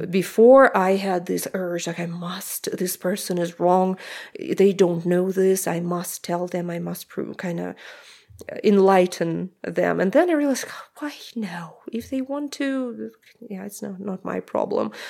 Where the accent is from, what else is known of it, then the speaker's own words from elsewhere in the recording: Omsk, Omsk Oblast, Russia; English is a second language; moved away; also born or lived in Moscow, Russia; I'm from Russia, I'm from Omsk, I lived in Moscow